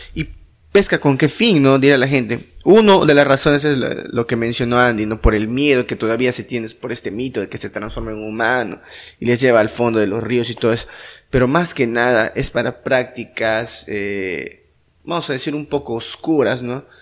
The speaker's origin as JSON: {"language": "Spanish", "town": "Iquitos", "region": "Loreto", "country": "Peru"}